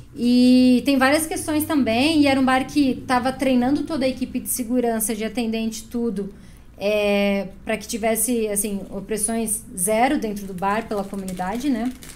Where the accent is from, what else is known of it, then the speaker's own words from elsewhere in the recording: Chapecó, Santa Catarina, Brazil; moved away as an adult; now in Curitiba, Brazil; eu sou de Chapecó